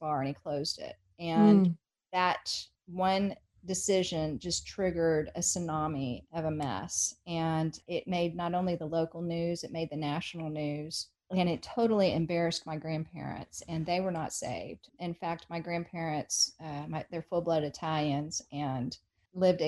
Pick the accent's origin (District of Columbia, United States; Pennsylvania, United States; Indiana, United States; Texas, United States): Texas, United States; Highland Park; So I grew up in Highland Park. That would be kind of like the Beverly Hills of Dallas.